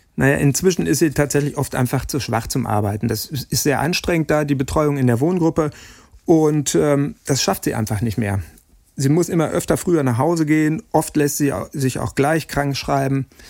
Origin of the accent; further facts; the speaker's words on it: Dortmund, North Rhine-Westphalia, Germany; ich selber ein gebürtiger Dortmunder bin